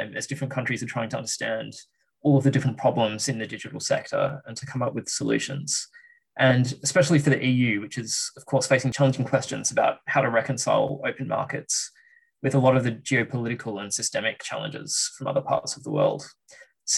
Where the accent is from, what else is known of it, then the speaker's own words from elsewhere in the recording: Australia; moved away as an adult; now in London, United Kingdom; I'm Australian. That explains the accent anyway.